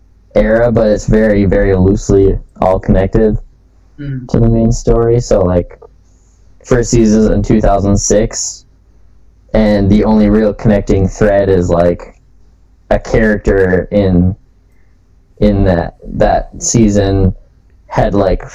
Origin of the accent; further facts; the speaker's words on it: Minnesota, United States; being Minnesotan